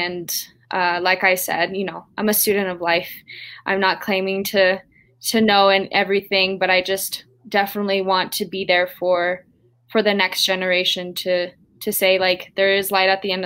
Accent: Taos Pueblo, New Mexico, United States; I'm coming from Taos Pueblo, New Mexico, the farthest northern tribe here in New Mexico.

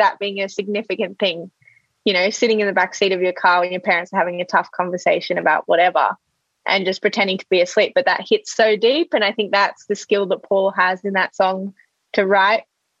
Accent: Sydney, New South Wales, Australia; also born or lived in Melbourne / London; Well, I was born in Sydney. I started school in Melbourne. And then I went to London. I lived in London until I was 13, 14, came back to Sydney and then finished schoo

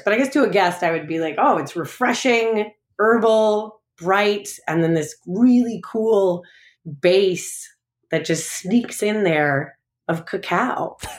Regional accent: Long Island, New York, United States; also born or lived in Chicago; now in St. Louis, United States; I'm originally from Long Island. I'm originally from New York.

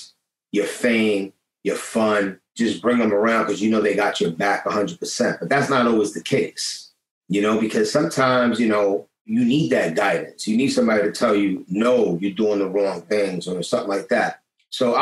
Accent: New York City, New York, United States; I'm from Lower East Side. You come already from the projects

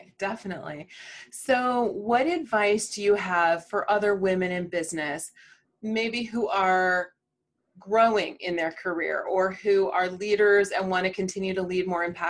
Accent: Indiana, United States; born or raised there

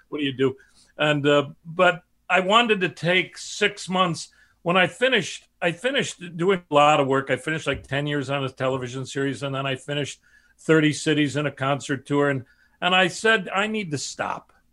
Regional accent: Chicago, Illinois, United States; my family, south side of Chicago

